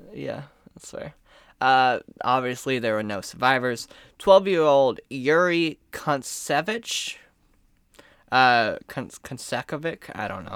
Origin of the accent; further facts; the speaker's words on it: United States; I am American in every ounce of my blood